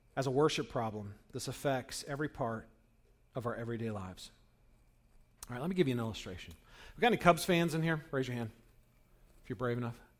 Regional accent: Northern California, United States; I grew up in Northern California, where, uh, during the seventies, um, when I was a kid

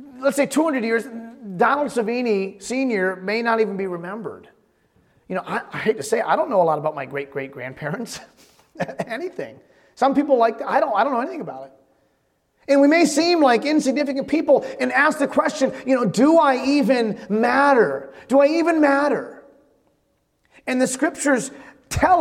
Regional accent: Holyoke, Massachusetts, United States; also born or lived in Springfield, Massachusetts; I was born in Springfield and grew up in Holyoke, Massachusetts

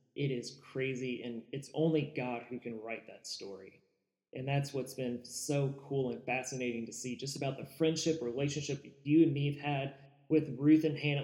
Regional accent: Louisville, Kentucky, United States; I grew up in Louisville, Kentucky

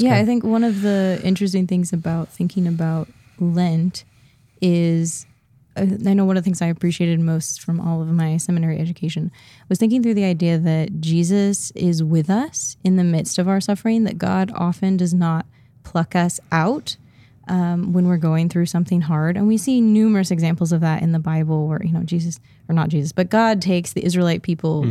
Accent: Midwest, United States; now in Portland, United States

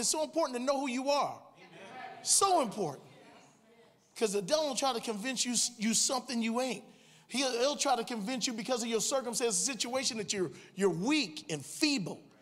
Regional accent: Cleveland, Ohio, United States; moved away as an adult; I was born and raised in Cleveland, Ohio

